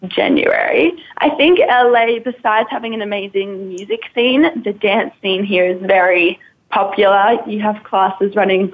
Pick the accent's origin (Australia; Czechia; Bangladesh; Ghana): Australia; moved away; I was brought up in Australia